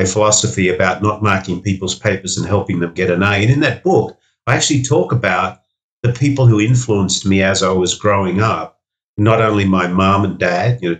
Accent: Sydney, New South Wales, Australia; Five Dock was a suburb that I grew up in Sydney

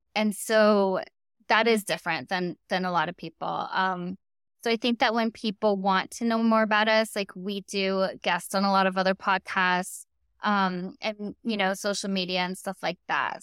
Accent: Storm Lake, Iowa, United States; now in Los Angeles, United States; I grew up in Storm Lake, Iowa.

